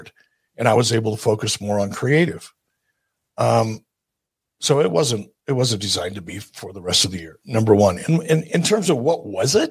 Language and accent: English; Detroit, Michigan, United States; I'm from Detroit